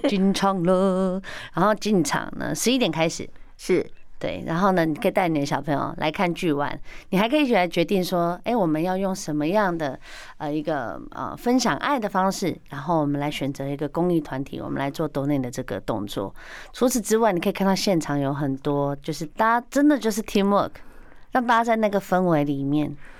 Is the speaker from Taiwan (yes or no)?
yes; Taiwan; 我们台湾人是真的还蛮有爱心的